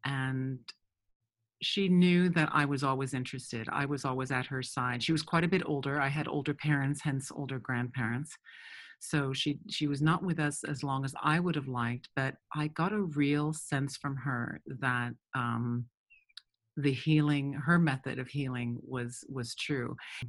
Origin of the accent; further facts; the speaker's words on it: United States; born there; So I was born in the States, but my father spent quite a bit of time working in Mexico, and we were also in South America, some in Cali and Bogota.